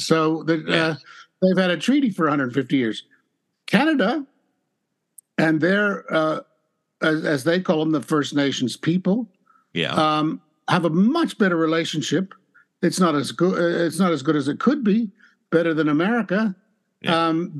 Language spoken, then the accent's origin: English; Southern California, United States; I grew up in Southern California where every other tree is a gum tree